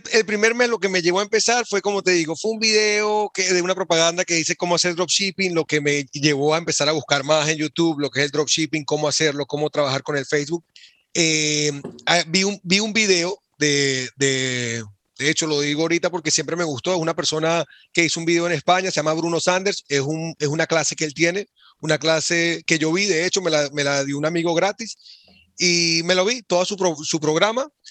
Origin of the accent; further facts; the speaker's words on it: Venezuela; moved away as an adult; now in Boston, United States; nací y crecí en Venezuela